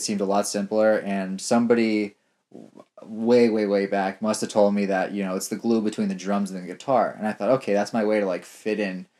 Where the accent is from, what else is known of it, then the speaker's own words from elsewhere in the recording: Los Angeles, California, United States; born there; I was born in California. I was born in Los Angeles.